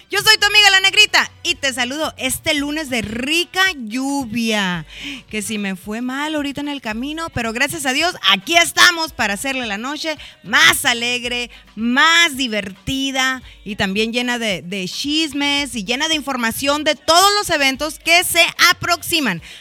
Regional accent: United States; como yo soy el único americano aquí.

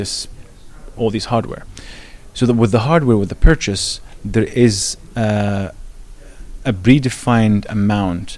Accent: Egypt; moved away as an adult; also born or lived in Fremont, California; now in United States; I'm going from Egypt

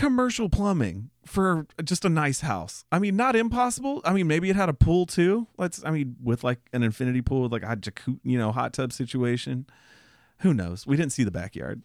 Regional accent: Austin, Texas, United States; we're from Austin.

